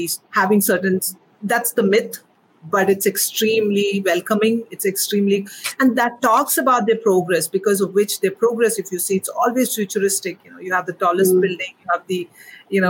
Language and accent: English; Kerala, India; moved away as an adult; now in Dubai, United Arab Emirates; I'm a proud Indian. I'm born and raised there.